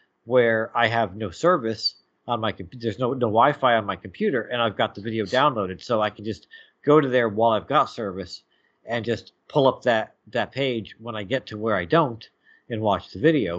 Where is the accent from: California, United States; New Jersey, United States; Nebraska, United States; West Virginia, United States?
New Jersey, United States; I am from Jersey, which is right next to New York